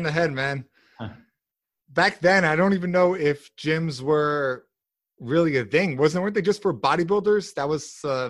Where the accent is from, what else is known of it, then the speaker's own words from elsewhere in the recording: Mount Sinai, New York, United States; New York, Long Island.